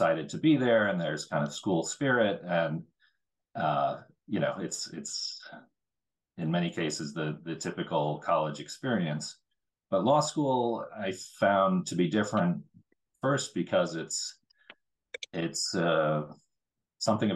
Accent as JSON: {"language": "English", "country": "United States", "tie": "born or raised there", "said": "growing up as an American"}